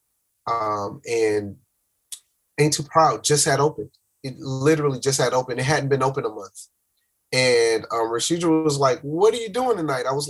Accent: Miami, Florida, United States; I'm from Miami

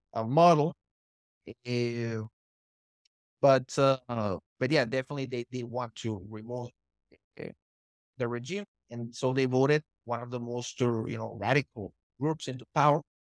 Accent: Honduras; I'm a Honduran, I'm, I was born in Honduras

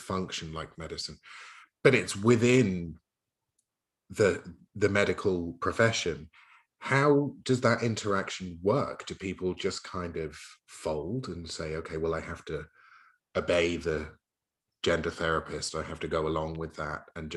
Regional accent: United Kingdom; I'm from Turf Island, Great Britain

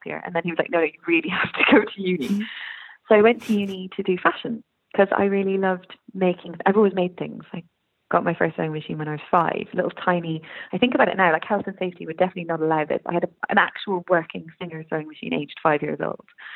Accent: Ireland; It's my dad's Irish, mum is Irish, but I was brought up here, so I'm very Irish.

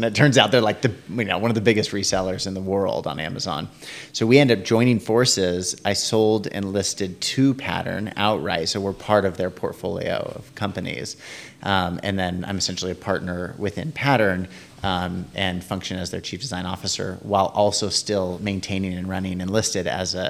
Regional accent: San Francisco, California, United States; And so I grew up in San Francisco area and we would go down and visit them

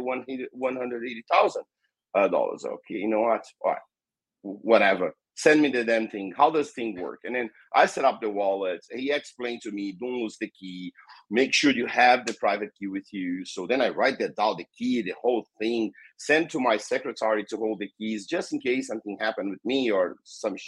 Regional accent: Brazil; first language Portuguese; English is a second language; I'm from Brazil, and here in Brazil we speak Portuguese, so English is not our native language. So I'll try my best to speak English. But yeah, I born in Brazil.

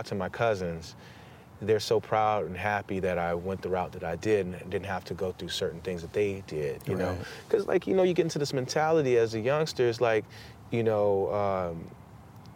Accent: Los Angeles, California, United States; I'm from South Central and I grew up in that area

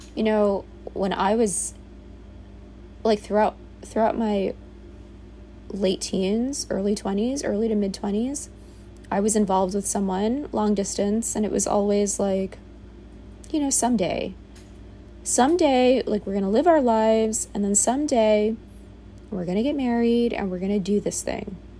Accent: New York City, New York, United States; I was born and raised in the Bronx, New York.

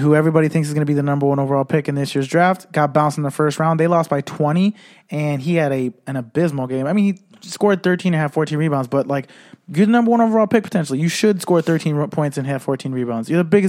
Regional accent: Chicago, Illinois, United States; we are from Chicago.

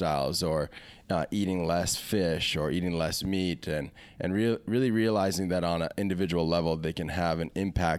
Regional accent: Kailua, Hawaii, United States; Yeah, city boy. But I grew up in Kailua, mostly.

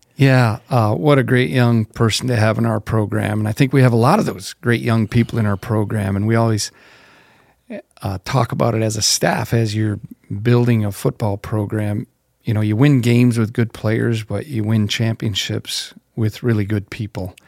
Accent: Zeeland, North Dakota, United States; I grew up in small town North Dakota, Zeeland, North Dakota, about 300 people.

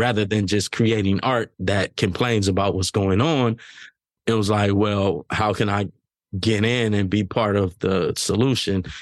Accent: Los Angeles, California, United States; me growing up in South Central Los Angeles

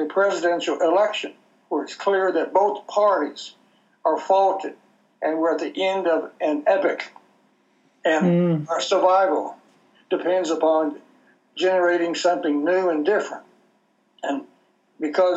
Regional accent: Texas, United States; I'm from Texas

